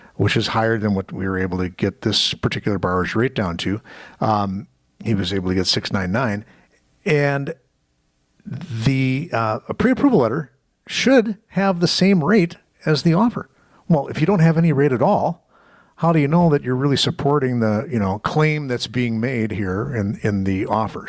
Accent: Muskego, Wisconsin, United States; a property in Muskego, my hometown

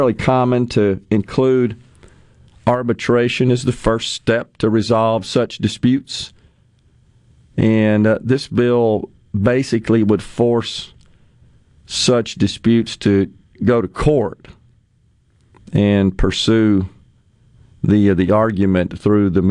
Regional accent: Ridgeland, Mississippi, United States; Ridgeland, my hometown

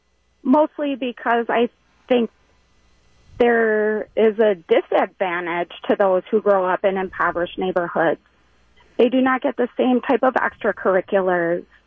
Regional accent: Milwaukee, Wisconsin, United States; I grew up in Milwaukee

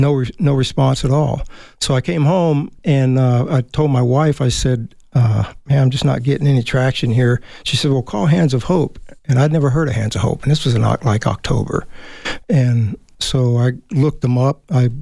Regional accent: Germany; Germany, pretty much Germany. Dad worked for the government.

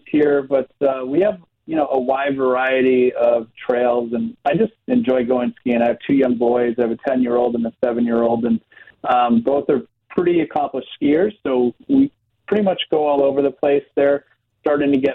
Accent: Long Island, New York, United States; moved away as an adult; also born or lived in Western Massachusetts; now in Wisconsin, United States; I grew up in New York, on Long Island

